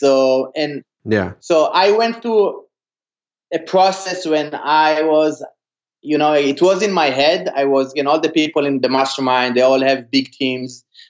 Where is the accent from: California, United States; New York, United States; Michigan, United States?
California, United States; I'm from California looking to buy a rental.